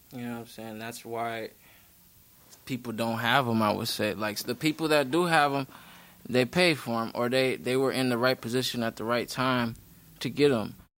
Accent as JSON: {"language": "English", "town": "Milwaukee", "region": "Wisconsin", "country": "United States", "tie": "born or raised there", "said": "Milwaukee, born and raised"}